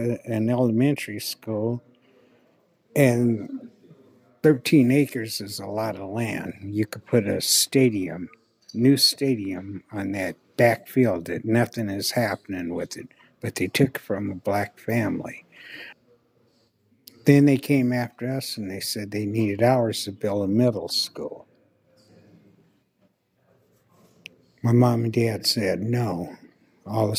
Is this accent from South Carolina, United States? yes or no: no; Renton, Washington, United States; growing up in Renton wasn't easy, you know, in the 50s. That's when I first came here in 1953.